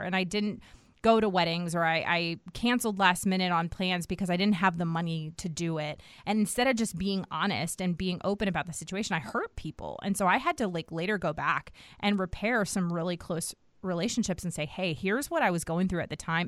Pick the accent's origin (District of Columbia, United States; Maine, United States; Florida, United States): District of Columbia, United States; Washington; moved away as an adult; also born or lived in the South (US); now in the South, United States; I grew up in Washington, D C.